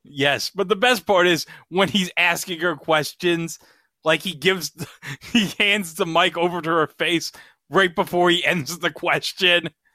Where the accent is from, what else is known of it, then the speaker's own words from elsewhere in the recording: New York, United States; I've lived in New York State all my life.